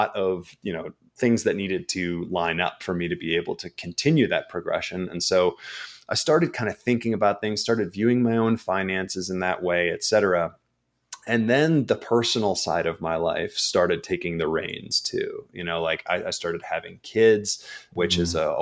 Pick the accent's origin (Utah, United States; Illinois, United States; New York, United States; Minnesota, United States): Minnesota, United States; Minneapolis; moved away; I didn't grow up on the East Coast. I grew up in Minneapolis